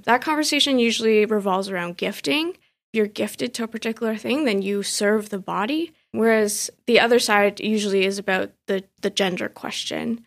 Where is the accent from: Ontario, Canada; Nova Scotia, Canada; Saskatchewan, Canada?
Ontario, Canada; Richmond Hill; also born or lived in Vancouver / Montreal; I grew up in Richmond Hill in the nineties and early two thousands, just deep into the Chinese community